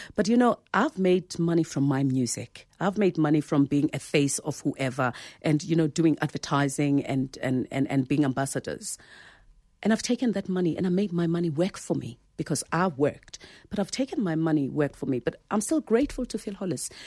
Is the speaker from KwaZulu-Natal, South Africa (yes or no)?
no; Soweto, Gauteng, South Africa; I was born there in Soweto from, you know, a, a domestic worker and a driver.